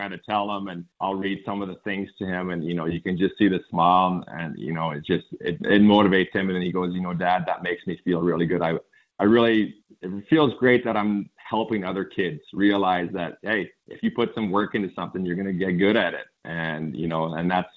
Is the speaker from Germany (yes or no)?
no; Saskatchewan, Canada; moved away as an adult; now in Texas, United States; I grew up in Saskatchewan.